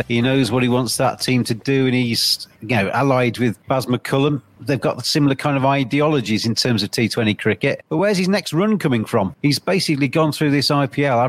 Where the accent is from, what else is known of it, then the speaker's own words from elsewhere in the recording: England, United Kingdom; English people like myself